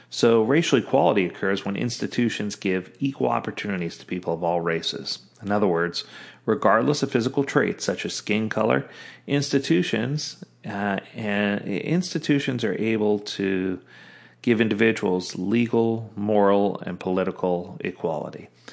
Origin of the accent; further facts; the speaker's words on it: the South, United States; growing up in the South, where there was lots of racial injustice going both ways